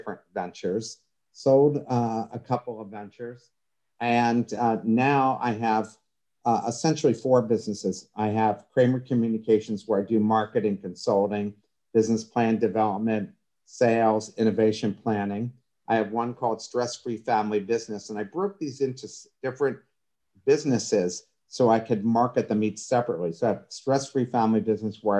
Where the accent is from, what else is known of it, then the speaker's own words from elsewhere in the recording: Coatesville, Pennsylvania, United States; I was born and raised in Coatesville, which is outside of Philadelphia, about 30 miles outside of Philadelphia